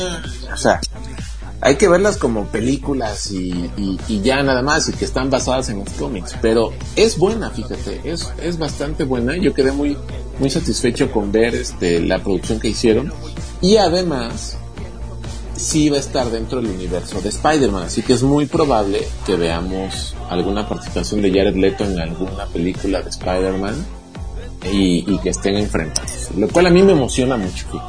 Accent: Mexico; nosotros, que somos mexicanos

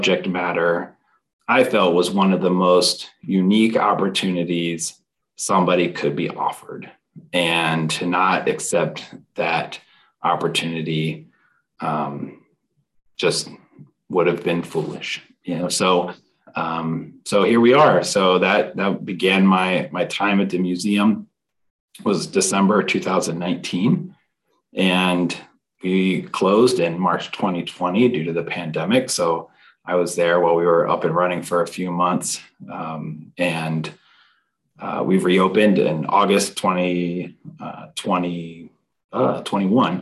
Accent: Maryland, United States; also born or lived in Washington, D.C.; I was born here in Washington, D.C. and grew up in Maryland, went to University of Maryland College

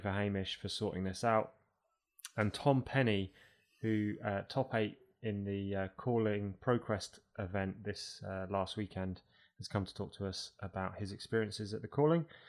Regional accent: United Kingdom; also born or lived in Toronto, Canada

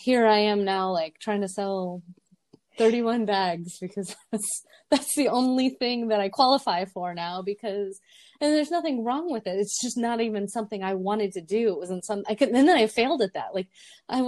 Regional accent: South Dakota, United States; I'm from South Dakota and people are nice

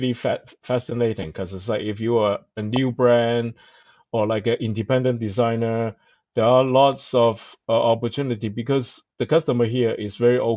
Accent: Hong Kong; moved away; I come from Hong Kong and then I start on newspaper

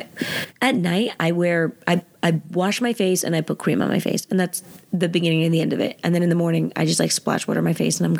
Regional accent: New Jersey, United States; I'm from Jersey.

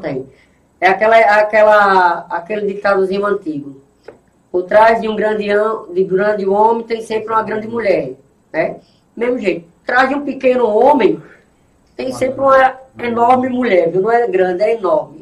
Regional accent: Itambé, Pernambuco, Brazil; Eu sou natural de Itambé

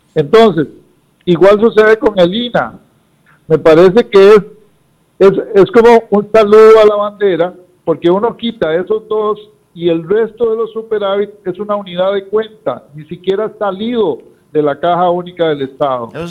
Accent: Costa Rica; somos los costarricenses de clase media y los trabajadores

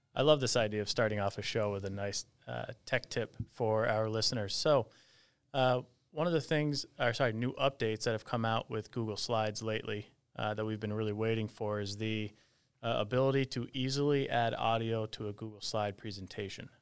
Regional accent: Peru, New York, United States; my hometown school district

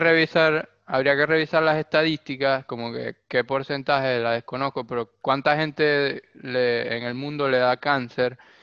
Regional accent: Venezuela; now in Argentina; Nosotros mismos en Venezuela

